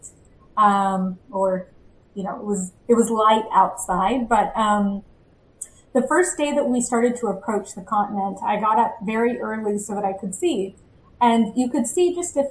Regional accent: Bakersfield, California, United States; moved away as an adult; also born or lived in Angola; I'm from Bakersfield, California

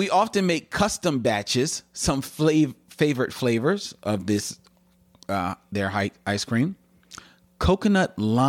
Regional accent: the Carolinas, United States; I grew up in Coastal Carolina, and my favorite ice cream was fresh peach ice cream from the Inland Orchid roadside stands.

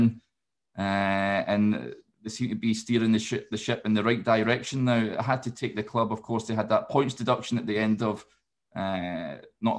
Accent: Scotland, United Kingdom; I'm obviously from Scotland

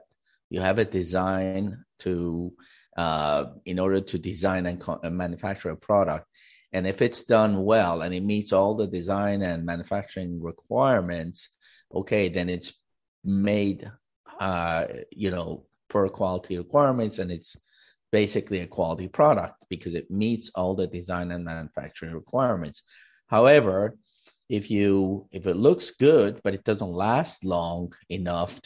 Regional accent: California, United States; I'm from California, USA

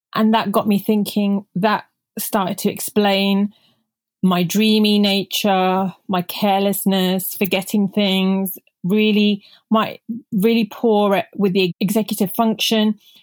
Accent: United Kingdom; first language Punjabi; English is a second language; I'm Indian origin, so I remember not even speaking English when I was growing up 'cause I was raised by my grandparents at home while my parents the typical immigrants, parents were out working really hard in the U K

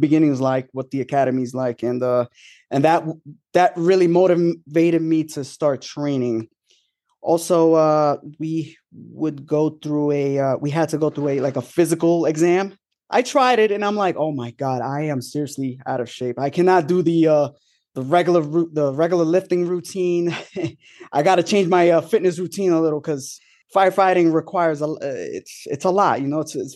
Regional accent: New York City, New York, United States; moved away as an adult; now in Orange County, New York, United States; I'm from Long Island City, New York. I grew up in the city

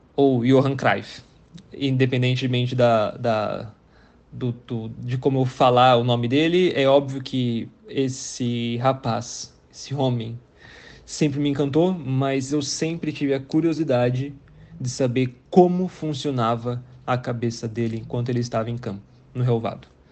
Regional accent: Brazil; eu sou brasileiro

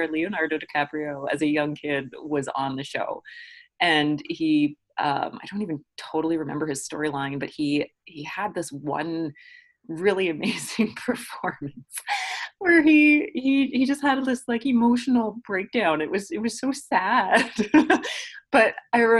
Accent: Newmarket, Ontario, Canada; also born or lived in Toronto; I'm originally from Toronto. I was born here at St. Joe's in the West End. But my family moved us to Newmarket, which is still like GTA. and then I grew up there for elementary school and high school

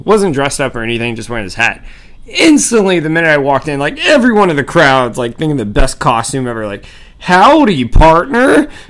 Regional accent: Georgia, United States; now in Florida, United States; I grew up in Georgia

